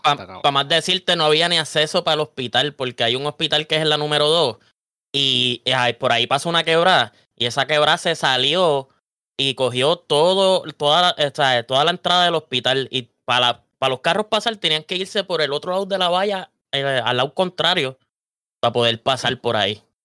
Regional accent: Vega Alta, Puerto Rico; Yo soy de Vega Alta

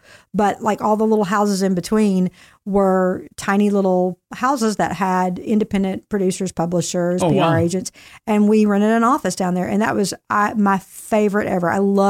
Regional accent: Nashville, Tennessee, United States; And so, you know, I knew music growing up in Nashville, and the Christian music industry is actually headquartered in Nashville.

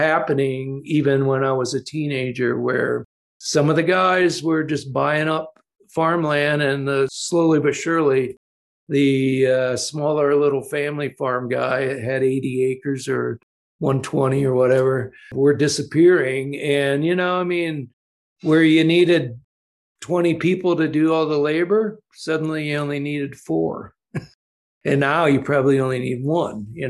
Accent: Ohio, United States; all the farmers I grew up in Ohio

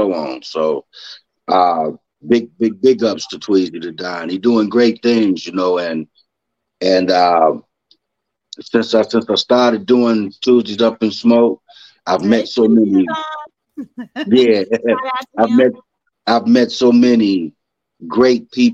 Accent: Chicago, Illinois, United States; moved away as an adult; now in St. Louis, United States; I'm originally from Chicago

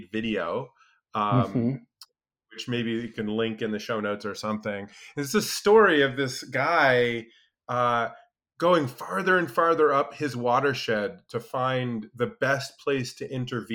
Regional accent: Alaska, United States; I grew up in Alaska, spent a lot of time outdoors

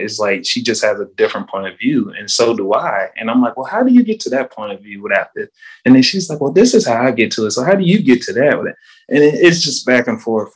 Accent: Charlotte, North Carolina, United States; moved away as an adult; also born or lived in Raleigh, North Carolina / Durham, North Carolina / Statesville, North Carolina; now in Tampa, United States; I moved to Charlotte um, until I was 12

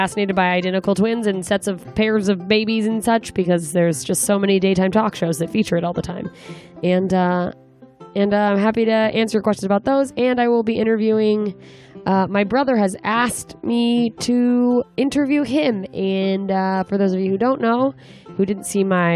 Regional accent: Anchorage, Alaska, United States; moved away; my hometown of Anchorage, Alaska

